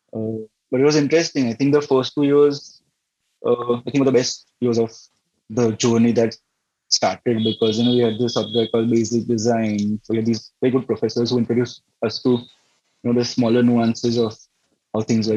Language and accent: English; Navsari, Gujarat, India; we ended up back in uh, Navsari, my hometown